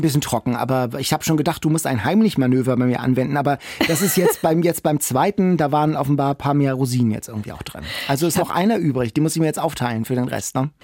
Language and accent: German; Hamburg, Germany; als Hamburger